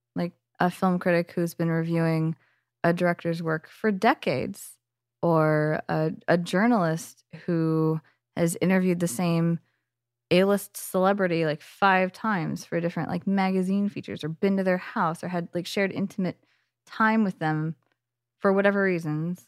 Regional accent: Bay Area, California, United States; I'm from the Bay Area

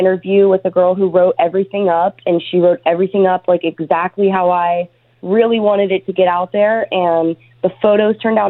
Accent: Ohio, United States; moved away as an adult; now in California, United States; I'm from Ohio. I moved to California 10 years ago

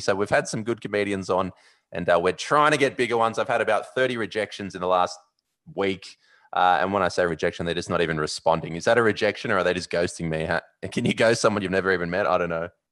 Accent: Sydney, New South Wales, Australia; I'm from Sydney

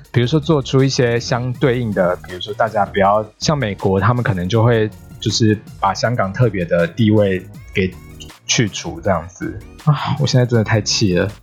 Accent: Taiwan; 身为台湾人，中华民国人

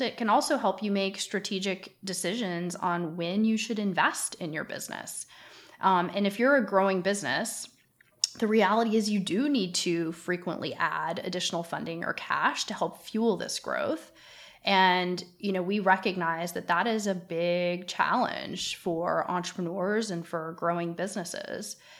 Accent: Canada; now in United States; I happen to live in the United States, although I'm Canadian

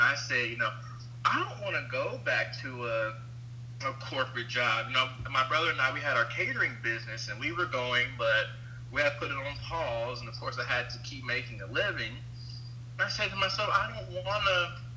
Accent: Evansville, Indiana, United States; I'm from Evansville, Indiana, and you know where I, I where I live, I feel like we get overlooked as a city a lot

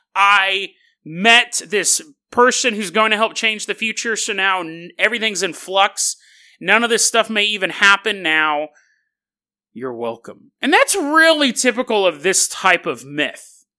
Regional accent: Riverside County, California, United States; I grew up down there in Riverside County.

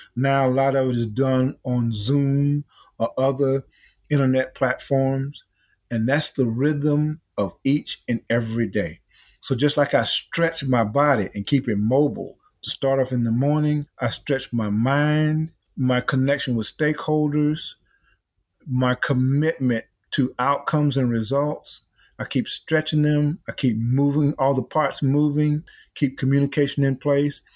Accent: Easton, South Carolina, United States; now in Atlanta, United States; I grew up over in Easton, South Carolina

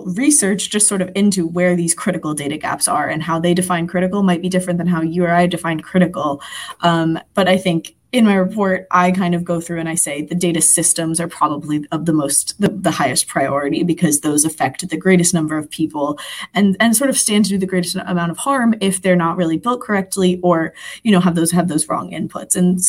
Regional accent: Philadelphia, Pennsylvania, United States; I'm from Philadelphia, so all my anecdotes are going to relate to that city.

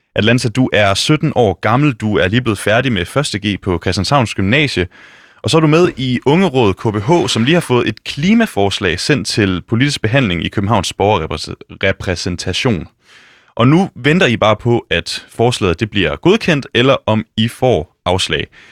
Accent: West Jutland, Central Denmark Region, Denmark; now in Copenhagen, Denmark; Jeg kommer fra Vestjylland, og ved siden af den folkeskole, jeg gik på, der ligger der en lille skov

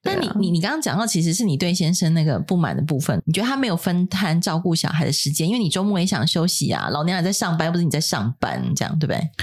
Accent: Taiwan; 别人要五千万的预算才能做的事情，我们台湾人五百万就可以搞定

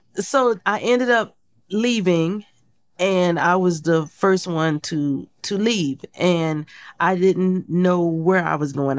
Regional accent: Portsmouth, Virginia, United States; I grew up in Portsmouth, Virginia

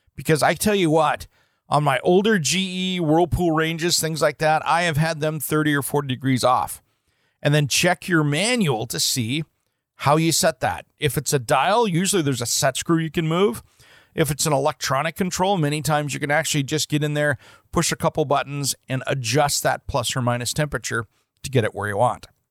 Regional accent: Portland, Oregon, United States; my hometown here in the Portland metro area

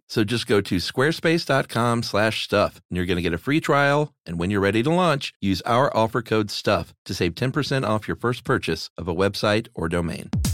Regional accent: Houston, Texas, United States; I grew up in Houston, Texas

